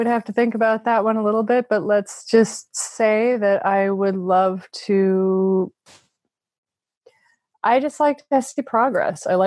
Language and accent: English; Midwest, United States; now in Silicon Valley, United States; growing up in the Midwest and then coming to Silicon Valley